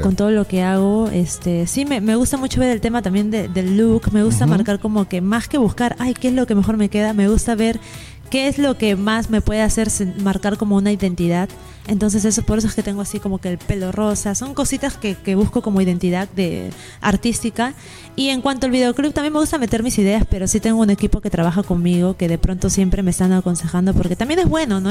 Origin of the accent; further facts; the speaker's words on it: Lima, Peru; allá en Perú, en Lima, mi ciudad natal